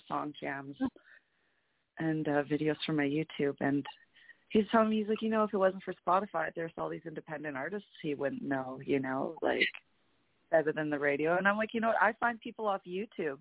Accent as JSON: {"language": "English", "region": "Alberta", "country": "Canada", "said": "I'm from Alberta"}